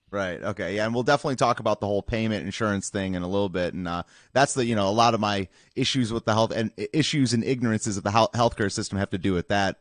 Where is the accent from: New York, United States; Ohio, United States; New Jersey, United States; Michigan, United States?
Michigan, United States; moved away; also born or lived in East Lansing; I'm from Michigan originally